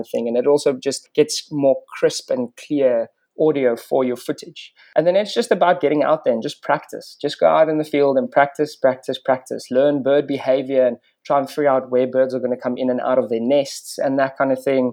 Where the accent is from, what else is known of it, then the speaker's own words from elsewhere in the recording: Bela-Bela, Limpopo, South Africa; So I grew up on Mabula Big Five Game Reserve, just outside of a small town called Warmbaths, or Bella Bella as it's now known.